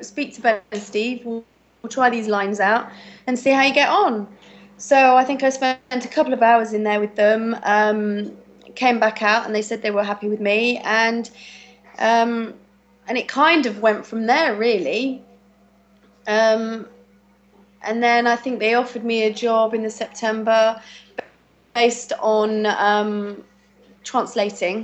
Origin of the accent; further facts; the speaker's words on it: Twycross, East Midlands, United Kingdom; also born or lived in Bristol / Birmingham; I am originally from Bristol, but Twycross born and bred